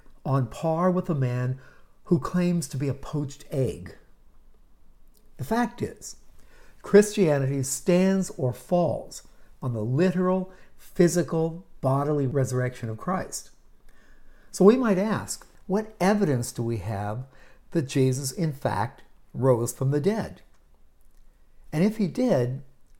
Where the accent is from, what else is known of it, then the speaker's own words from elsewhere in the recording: Pittsburgh, Pennsylvania, United States; growing up in Pittsburgh